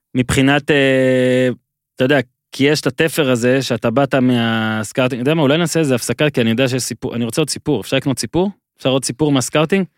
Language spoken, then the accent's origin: Hebrew; Ben Ami, Northern District, Israel; כשערוץ הספורט הגיע אלינו, למושב בן עמי